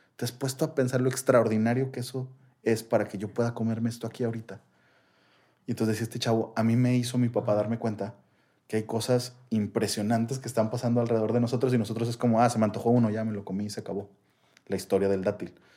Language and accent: Spanish; Mexico; como mexicano